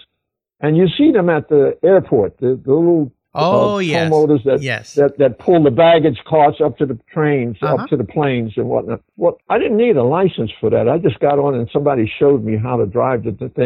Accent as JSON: {"language": "English", "town": "New York City", "region": "New York", "country": "United States", "tie": "born or raised there", "said": "But I'm a city guy. I was born in New York City, right in the heart of Harlem"}